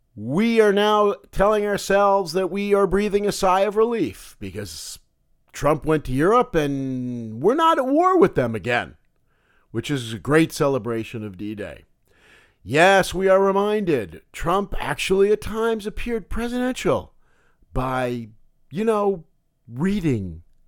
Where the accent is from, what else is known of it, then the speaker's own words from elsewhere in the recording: United States; as an American